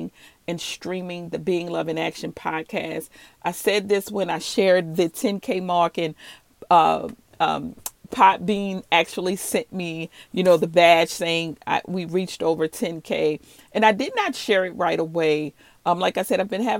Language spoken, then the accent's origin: English; New Orleans, Louisiana, United States; I'm from the South. I'm from New Orleans, Louisiana.